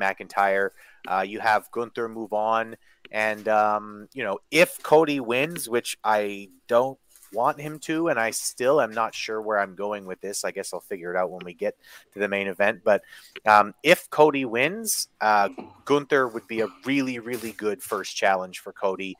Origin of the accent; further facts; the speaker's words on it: Canada; my mom is Irish and I'm Canadian